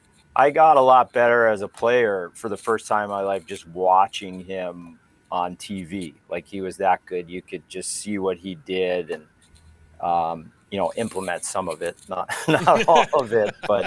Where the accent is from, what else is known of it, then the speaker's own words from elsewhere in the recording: New Jersey, United States; I grew up in New Jersey.